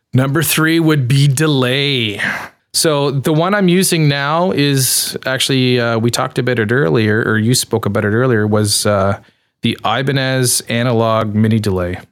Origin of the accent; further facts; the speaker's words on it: Canada; I'm Canadian